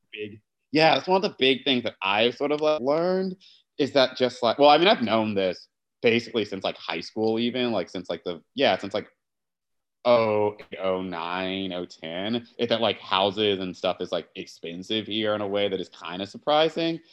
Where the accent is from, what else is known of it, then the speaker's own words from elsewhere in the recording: Matthews, North Carolina, United States; now in New York City, United States; I'm right now in Charlotte, North Carolina. Well, I guess technically Matthews, North Carolina, my like home, um, well, my hometown